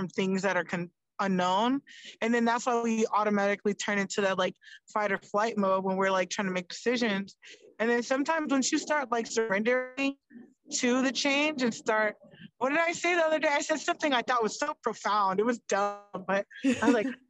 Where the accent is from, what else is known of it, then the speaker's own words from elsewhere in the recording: Florida, United States; now in North Las Vegas, United States; I grew up in Florida.